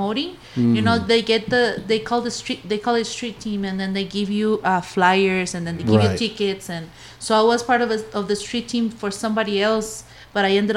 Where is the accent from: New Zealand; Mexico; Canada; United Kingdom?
Mexico; Guadalajara, Jalisco; moved away; also born or lived in California; born in California, and then my parents moved to Guadalajara